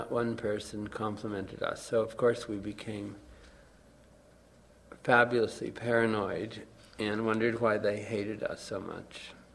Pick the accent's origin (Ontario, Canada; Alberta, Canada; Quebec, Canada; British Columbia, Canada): Quebec, Canada; Baie-D'Urfé; I'm suburban from Montreal, Bay d'Urfey